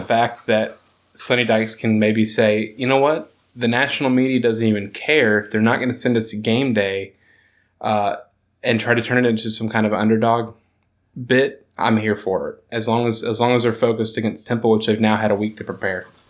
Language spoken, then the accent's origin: English; Texas, United States; growing up in Texas